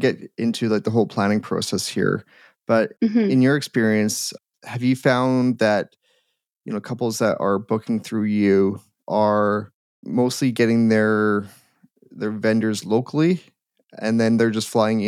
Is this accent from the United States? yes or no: no; Edmonton, Alberta, Canada; I'm from Edmonton